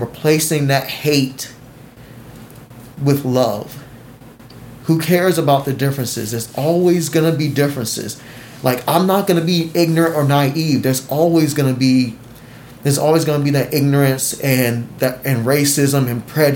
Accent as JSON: {"language": "English", "country": "United States", "said": "I love being American"}